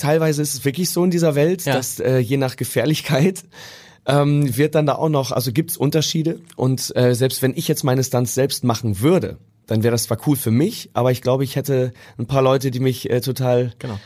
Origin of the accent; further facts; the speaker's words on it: Münsterland, North Rhine-Westphalia, Germany; now in Hamburg, Germany; ich komme ja aus dem Münsterland ursprünglich